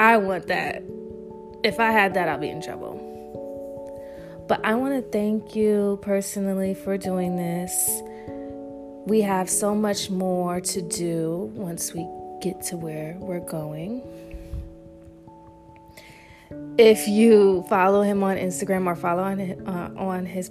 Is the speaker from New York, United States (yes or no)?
yes; New York, United States; moved away; also born or lived in Charlotte, North Carolina; I was raised in New York too, very young